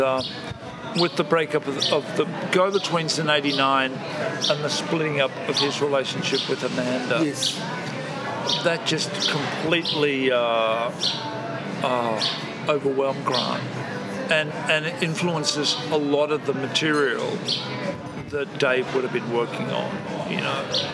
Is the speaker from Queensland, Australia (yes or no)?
yes; Brisbane, Queensland, Australia; we're from Brisbane